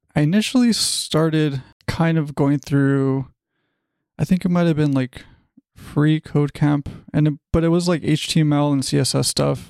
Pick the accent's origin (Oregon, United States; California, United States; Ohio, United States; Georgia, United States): California, United States; Los Angeles; I am from Los Angeles, California. I've pretty much been here my whole life